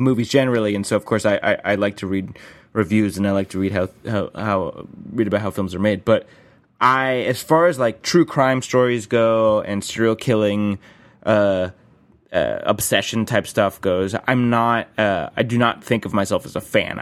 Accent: South Florida, United States; I grew up in Florida, and I've lived in apartments since then

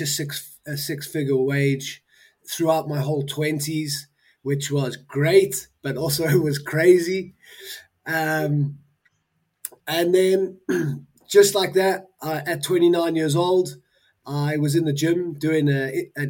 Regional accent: Johannesburg, Gauteng, South Africa; I was, as you said, born in Johannesburg, South Africa. A long old time ago now. I'm 40. So, I was born in Joburg.

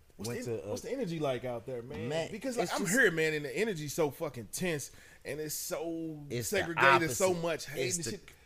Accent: St. Louis, Missouri, United States; growing up in St. Louis, I never lived nowhere else.

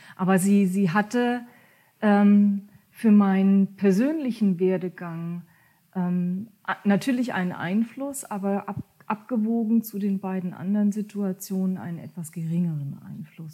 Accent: Ketsch, Baden-Württemberg, Germany; first language German; moved away as an adult; also born or lived in near Hamburg; now in near Kiel, Germany; ich bin in Ketsch groß geworden. Das ist ein kleiner Ort zwischen Heidelberg und Mannheim

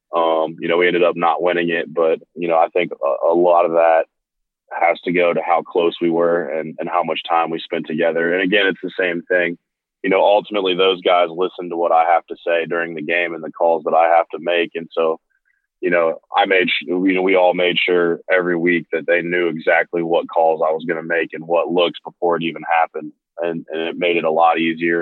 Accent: Ohio, United States; growing up in Ohio

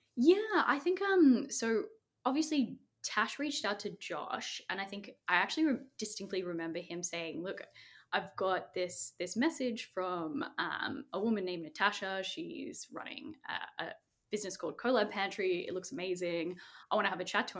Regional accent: Sydney, New South Wales, Australia; I was born in Castle Hill, which is in the northwest of Sydney

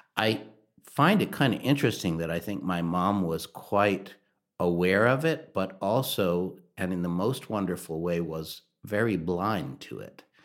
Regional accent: Durham, North Carolina, United States; I grew up in North Carolina, Durham and the Triangle area

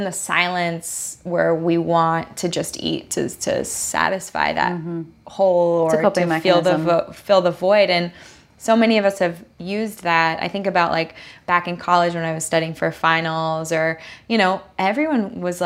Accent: Southern California, United States; I grew up here in Southern California

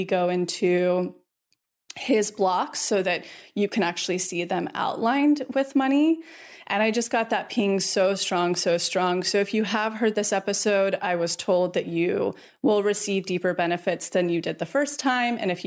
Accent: Mariposa, California, United States; we just bought a retreat house up in Mariposa, which is right outside of Yosemite. It's my hometown.

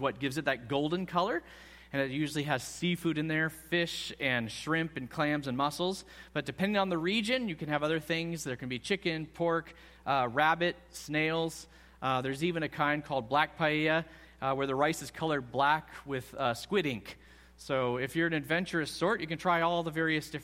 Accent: Bellevue, Washington, United States; moved away as an adult; now in Spain; I grew up in the Seattle area in Bellevue

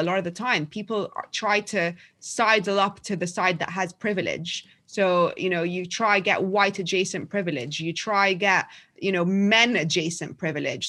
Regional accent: London, United Kingdom; also born or lived in Egypt; I was born in Egypt, but I've lived in London more or less since I was eight years old. We moved back to Egypt for a year when I was twelve.

